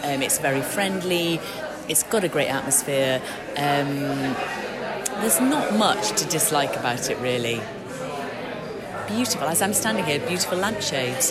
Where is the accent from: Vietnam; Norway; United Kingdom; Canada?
United Kingdom; Yorkshire and the Humber; I say vin, and I'm I'm I'm from Yorkshire